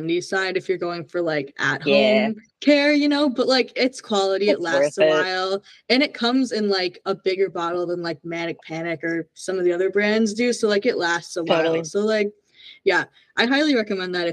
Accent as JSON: {"language": "English", "town": "Minneapolis", "region": "Minnesota", "country": "United States", "said": "I'm from Minneapolis"}